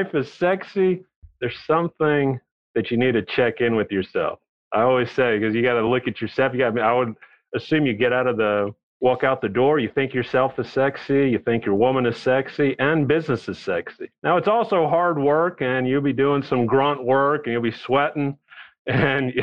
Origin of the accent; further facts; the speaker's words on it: Texas, United States; also born or lived in New York City / Bolivia (ancestry); born in New York City, but I was raised in Texas